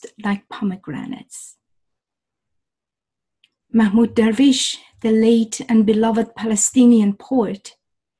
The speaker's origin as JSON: {"language": "English", "town": "Shiraz", "region": "Fars", "country": "Iran", "tie": "born or raised there", "moved": "as an adult", "lives_now": "Toronto, Canada", "said": "I was born in Shiraz, the magnificent Shiraz, city of poets, literature, wine, flowers, and gardens"}